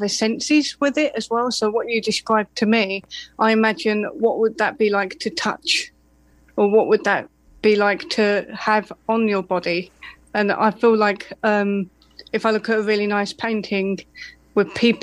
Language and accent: English; Essex, East of England, United Kingdom; I'm from Essex